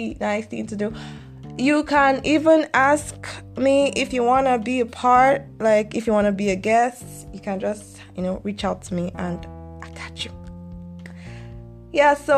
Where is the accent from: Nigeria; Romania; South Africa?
Nigeria; I'm Nigerian